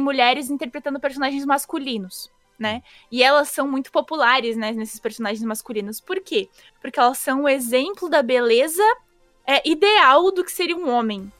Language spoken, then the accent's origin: Portuguese; São Paulo, Brazil; eu não sou exatamente da cidade, eu sou de Itaquera